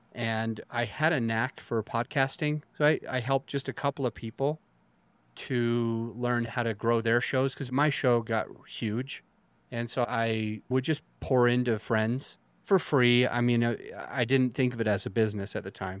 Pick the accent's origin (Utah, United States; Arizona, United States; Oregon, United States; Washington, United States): Utah, United States; I grew up in Utah